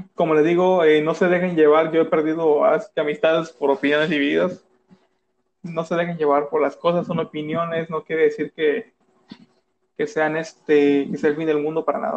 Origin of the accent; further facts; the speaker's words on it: Mexico; todos somos mexicanos